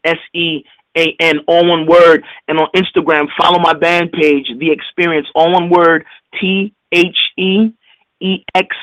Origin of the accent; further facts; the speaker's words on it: New York, United States; I'm from New York